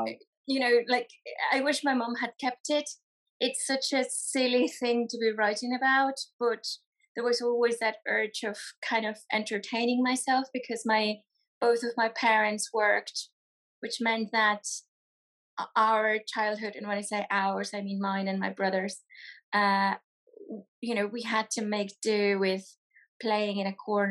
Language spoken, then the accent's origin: English; Mexico; now in United Kingdom; I'm a children's author and illustrator from Mexico.